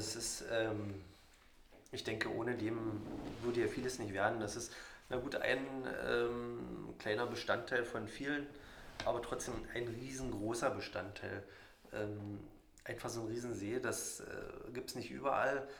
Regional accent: Radewiese, Brandenburg, Germany; also born or lived in Jänschwalde / Cottbus; mein kleines Dorf Radivis hat 78 Einwohner und da bin ich aufgewachsen

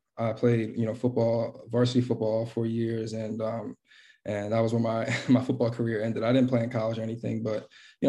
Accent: Philadelphia, Pennsylvania, United States; I'm from West Philadelphia. Grew up there my whole life.

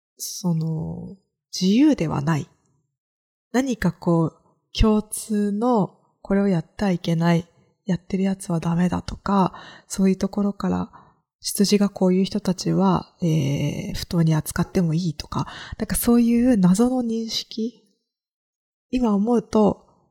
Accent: Kagoshima, Japan; accent: Kagoshima dialect; moved away as an adult; 鹿児島で生まれ育って、みんなが鹿児島弁を喋ってる時に

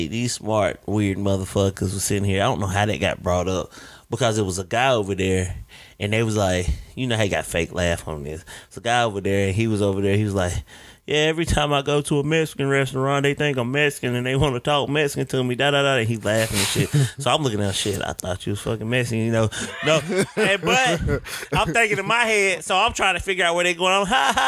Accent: Jamaica; Yeah, I'm Jamaican and half German.

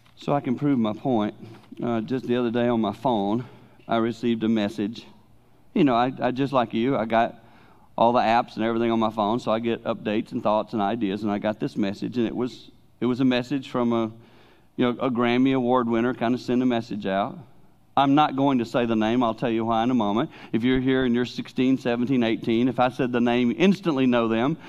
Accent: the Carolinas, United States; now in Holland, United States; as a boy growing up in the Carolinas in my teen years

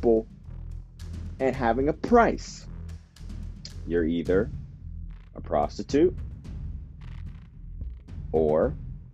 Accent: United States; now in Japan; right now I'm based out of Japan, and so I have this unique perspective, being that I'm American

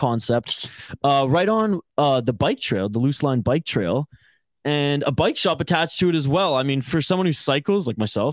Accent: Vancouver Island, British Columbia, Canada; I'm from Vancouver Island, the hipster fucking capital

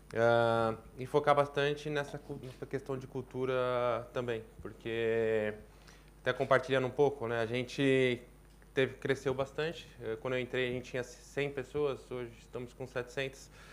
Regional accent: Brazil; sou brasileiro

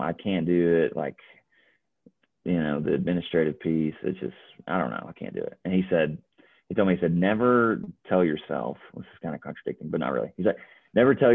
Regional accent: North Alabama, United States; moved away as an adult; now in Johnson City, United States; I'm from North Alabama

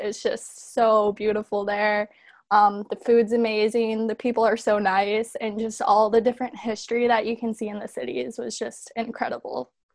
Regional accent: Chicago, Illinois, United States; I am from Chicago

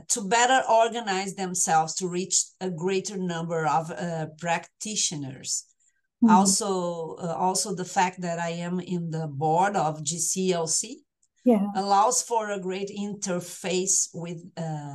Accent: Brazil; accent: tropical; English is a second language

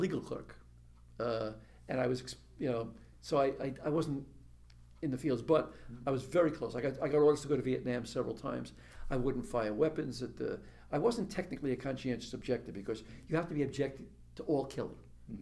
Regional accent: New York City, New York, United States; I was brought up in Brooklyn.

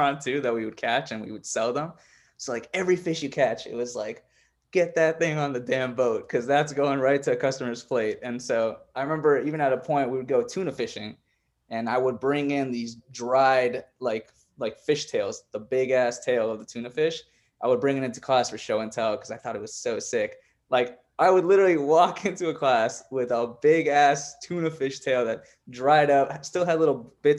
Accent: New York City, New York, United States; moved away as an adult; also born or lived in Israel; now in Richmond, United States; I was born in Israel in 1995. And funny enough, crazy turn of events, I ended up in New York when I was about 3 years old

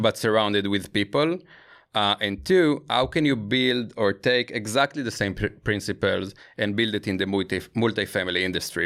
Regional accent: Israel; I grew up in Israel

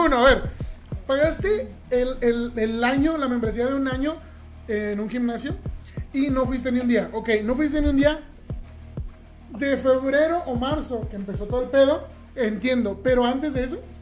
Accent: southern Mexico, Mexico; moved away; soy de, de, tierras más del sur de, las que, de las que estamos. Estamos en la frontera norte, pero vengo del sur del país y en el sur del país, de donde yo vengo, en mi rancho

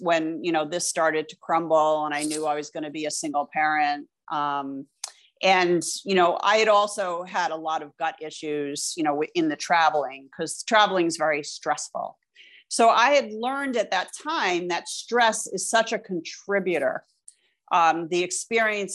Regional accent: United States; also born or lived in Vermont; I grew up right outside of New York City.

